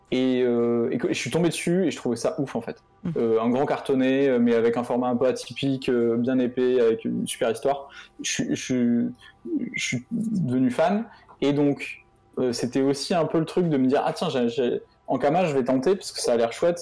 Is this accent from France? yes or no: yes; Montpellier, Occitania, France; moved away as an adult; also born or lived in Lille; je suis de Montpellier, je suis parti vivre à, à Lille